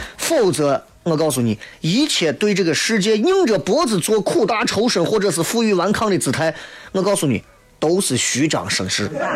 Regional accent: Shaanxi, China; 我是陕西人

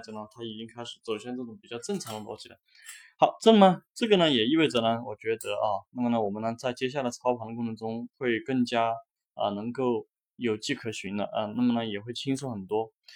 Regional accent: Hunan, China; 是我的老家啊，我的家乡湖南啊

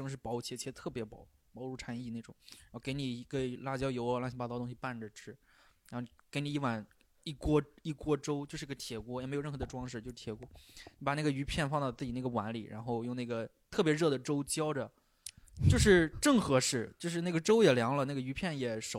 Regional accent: Shandong, China; 我们山东人怎么能去？

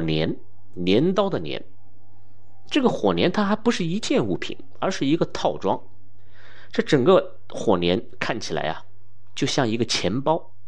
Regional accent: China; 我们中国人

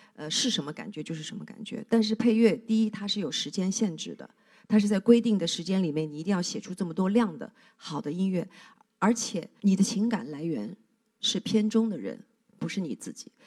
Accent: southern China, China; moved away as an adult; also born or lived in Beijing; 作为一个南方人，第一次在北京过冬天

